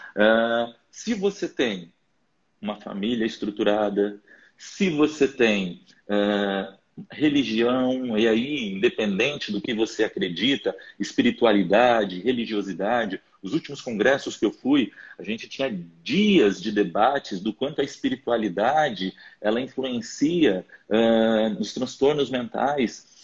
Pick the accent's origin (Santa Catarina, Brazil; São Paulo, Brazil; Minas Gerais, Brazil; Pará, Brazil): Pará, Brazil; interior of; moved away; eu sou lá do interior do Pará